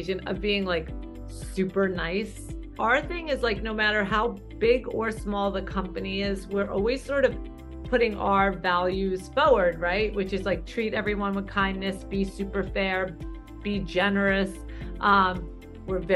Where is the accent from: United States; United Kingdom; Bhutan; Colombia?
United States; New York City, New York; I grew up in Brooklyn.